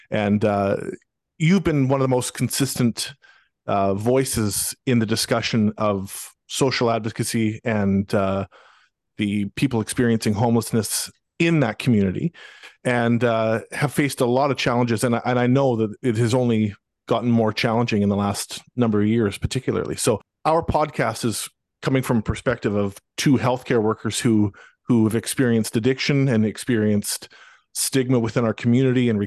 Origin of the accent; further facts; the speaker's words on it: Abbotsford, British Columbia, Canada; now in Mission, Canada; I'm in Mission now, but I'm from Abbotsford. I've born and raised in Abbotsford. Uh, I moved to Mission about uh, six years ago or so